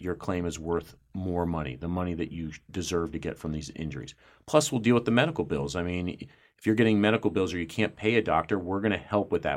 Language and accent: English; Columbus, United States; I grew up in Columbus.